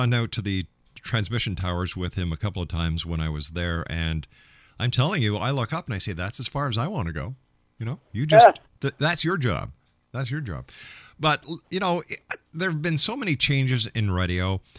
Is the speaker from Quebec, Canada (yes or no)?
yes; Montreal, Quebec, Canada; when I was a kid, I was raised in Montreal